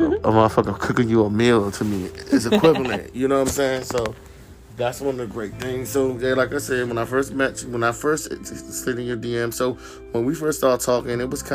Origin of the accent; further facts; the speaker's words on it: Landover, Maryland, United States; I'm from Washington, D.C., Landover, Maryland, PG County, DMV area.